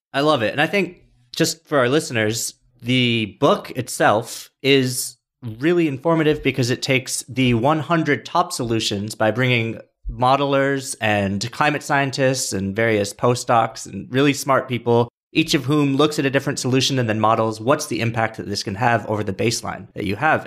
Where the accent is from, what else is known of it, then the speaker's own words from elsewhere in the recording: Rochester, New York, United States; I'm also from Rochester